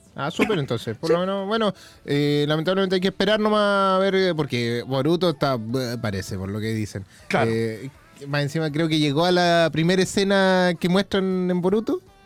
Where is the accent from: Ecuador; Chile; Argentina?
Chile; Quilpué, Valparaíso; moved away; yo salí de Quilpue